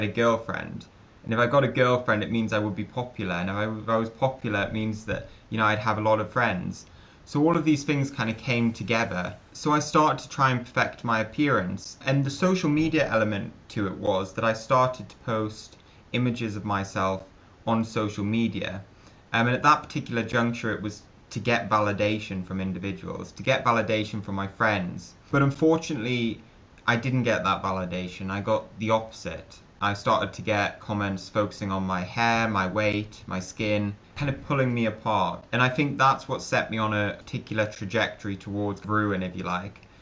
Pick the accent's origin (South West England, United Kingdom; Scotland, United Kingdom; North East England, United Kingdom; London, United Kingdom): North East England, United Kingdom; Newcastle upon Tyne; I was a pretty normal kid growing up in the northeast of England. I loved football, which it seems that you can't not love football if you grow up in Newcastle